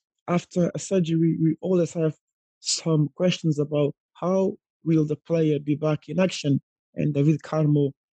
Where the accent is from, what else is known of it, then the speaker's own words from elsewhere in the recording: Guimarães, Norte, Portugal; I'm from Guimarães.